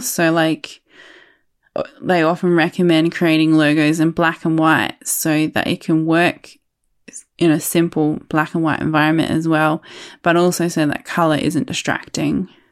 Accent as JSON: {"language": "English", "town": "Adelaide", "region": "South Australia", "country": "Australia", "said": "I'm from Adelaide, South Australia"}